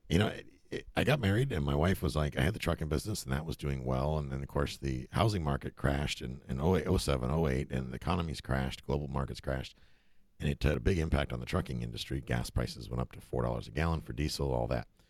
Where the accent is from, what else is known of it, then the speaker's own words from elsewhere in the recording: Buffalo, New York, United States; moved away as an adult; also born or lived in Germany / Kansas; now in Florida, United States; I grew up in upstate New York. Actually, I grew up in Buffalo